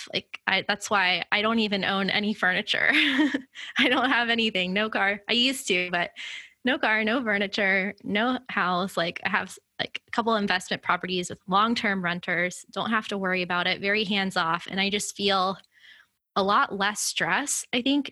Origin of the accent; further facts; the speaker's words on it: Florida, United States; moved away as an adult; now in Miami, United States; being in my home state in a city that I've never lived in before